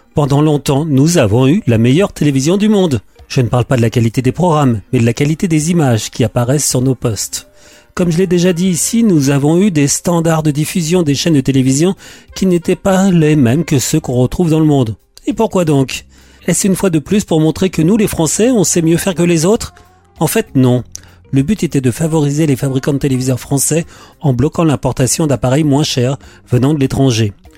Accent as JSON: {"language": "French", "country": "France", "said": "chez nous en France"}